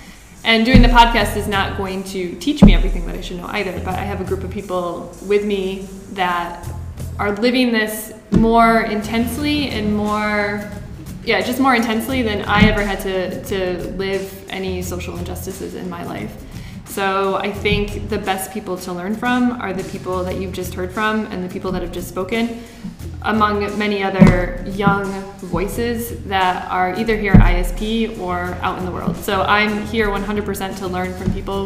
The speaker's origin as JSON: {"language": "English", "country": "United States", "moved": "yes", "lives_now": "France", "said": "I am American and I became French American in 2016"}